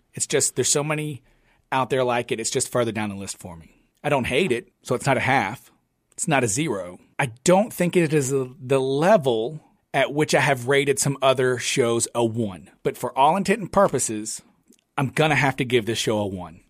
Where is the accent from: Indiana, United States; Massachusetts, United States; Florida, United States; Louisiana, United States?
Louisiana, United States; we're from Louisiana